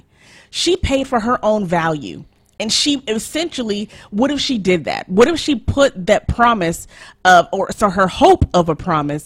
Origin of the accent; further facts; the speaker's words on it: Nigeria; I'm Nigerian